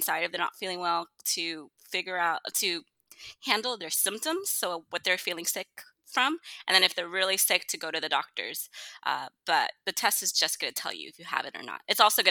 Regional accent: New Jersey, United States; moved away as an adult; now in Houston, United States; I'm actually from New Jersey. I've been in Houston for about 6 years now

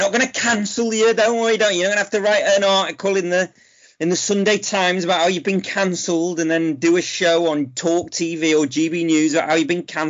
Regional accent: Manchester, North West England, United Kingdom; I'm from the Jewish faith. So I was brought up on buns and bagels

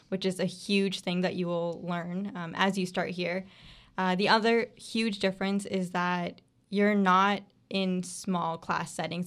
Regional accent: Bradenton, Florida, United States; I am from Brainton, Florida

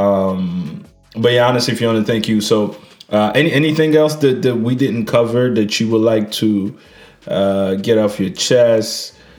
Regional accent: Niger; moved away; I was trying to go back to Niger. Uh, which is my home country

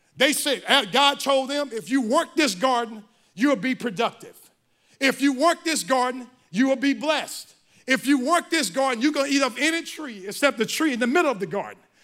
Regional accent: Mississippi, United States; I'm from Mississippi

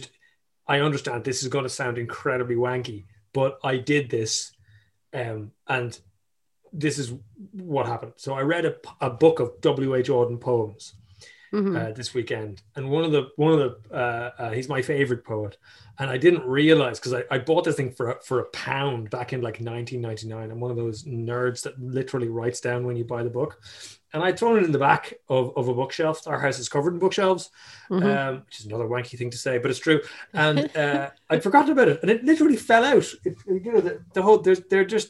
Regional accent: Ireland

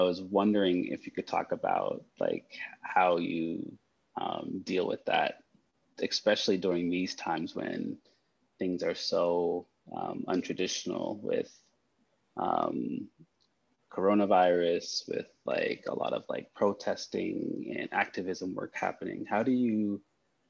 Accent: Canada; I'm Canadian

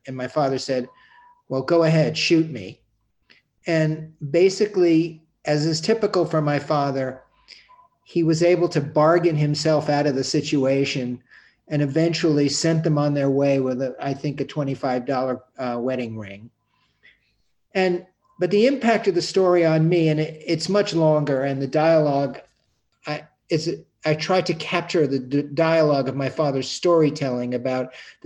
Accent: New York City, New York, United States; growing up on the Upper West Side of Manhattan

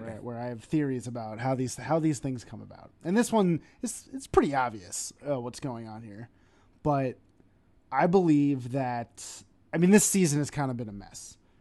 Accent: New York, United States; accent: New York; my New York accent

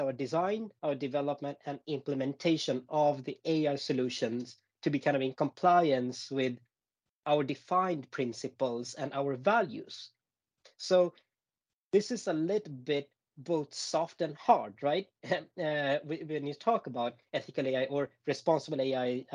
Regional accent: Gothenburg, Västra Götaland, Sweden; now in Stockholm, Sweden; born and raised in Gothenburg

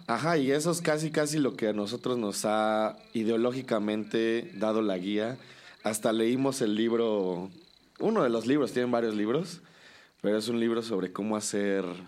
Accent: Cholula, Puebla, Mexico; Yo sí soy de aquí, ¿no? Pero pues en realidad, o sea, mis papás llegaron a Cholula, siempre vivieron en Puebla, etcétera, etcétera. Pero pues sí he crecido aquí

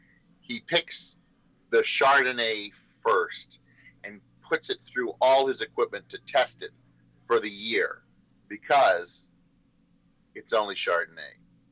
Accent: Australia; Well, yes, but we have to call it Shiraz because we're Australian.

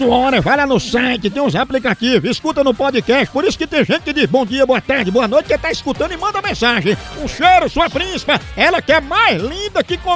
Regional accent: Porto, Porto District, Portugal; Eu sou português, vivo em Portugal, sou português de Portugal, do Porto.

